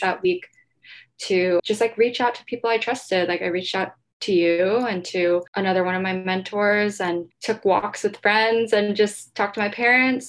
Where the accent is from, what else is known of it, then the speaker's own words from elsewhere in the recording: Ohio, United States; now in New York, United States; I grew up in Ohio, so I have kind of a network there already